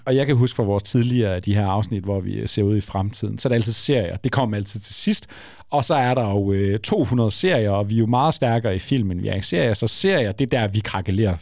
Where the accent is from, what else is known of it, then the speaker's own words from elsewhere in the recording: Frederikshavn, North Denmark Region, Denmark; Jeg undskylder mange gange for at være fra Frederikshavn